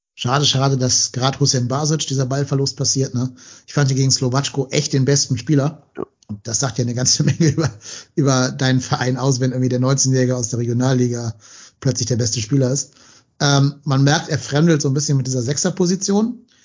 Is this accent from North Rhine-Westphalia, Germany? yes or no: yes; Cologne, North Rhine-Westphalia, Germany; als Kölner